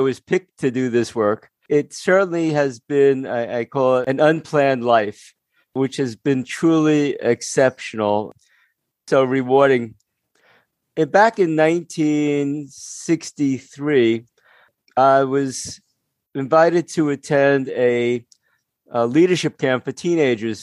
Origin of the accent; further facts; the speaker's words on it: Jersey City, New Jersey, United States; I grew up in Jersey City